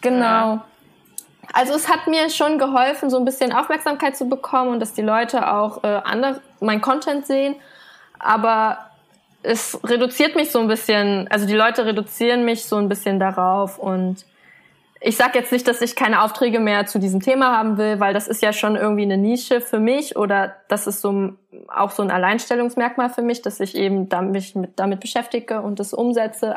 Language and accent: German; Leipzig, Saxony, Germany; moved away as an adult; now in Berlin, Germany; weil ich bin ja hier geboren in Deutschland und ich hatte mich als Kind auch immer so als deutsches Kind gesehen.